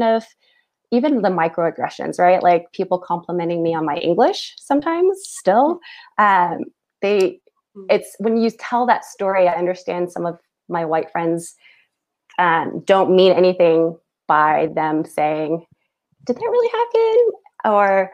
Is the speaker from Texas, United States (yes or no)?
yes; Houston, Texas, United States; now in North Carolina, United States; I was born in Houston